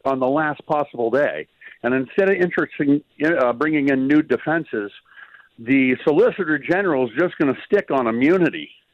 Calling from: Clarkesville, Georgia, United States; I'm calling down from Clarksville, the trout fishing capital of Georgia.

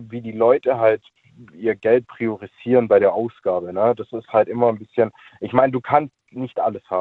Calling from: Böblingen, Baden-Württemberg, Germany

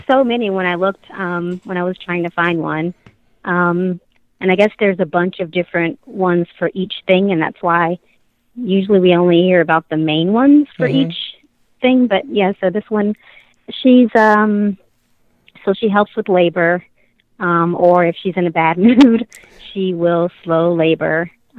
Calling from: South Carolina, United States; South Carolina.

